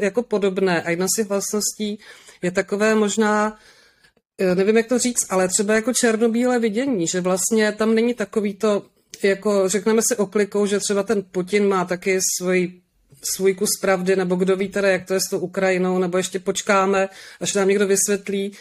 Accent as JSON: {"language": "Czech", "area": "Moravian Wallachia", "region": "Zlín Region", "country": "Czechia", "tie": "born or raised there", "said": "já jsem taky z Valašska"}